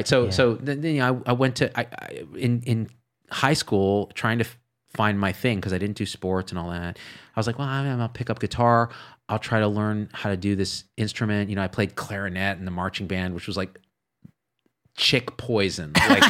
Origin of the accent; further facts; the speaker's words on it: New Jersey, United States; born there; accent: New Jersey; weird New Jersey accent because I was born in New Jersey, moved to the city.